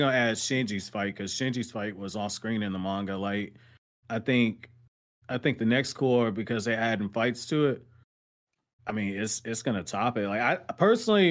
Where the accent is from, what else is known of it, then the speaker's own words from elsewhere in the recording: United States; I'm American all the way